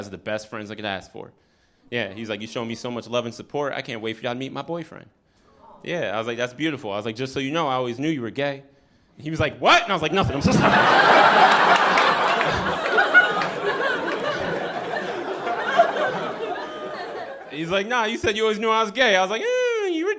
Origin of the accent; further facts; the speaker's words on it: New York City, New York, United States; I'm from here. I'm from Brooklyn